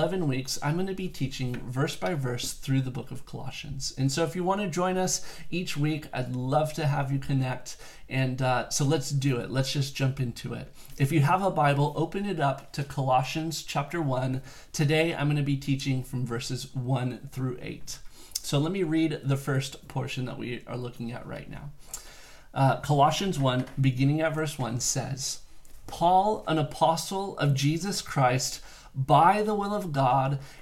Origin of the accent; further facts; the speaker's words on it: South Bay Area, California, United States; also born or lived in Santa Barbara; now in Palos Verdes, United States; I am originally from the South Bay Area, and for two generations back, I've had family that have lived here in Palos Verdes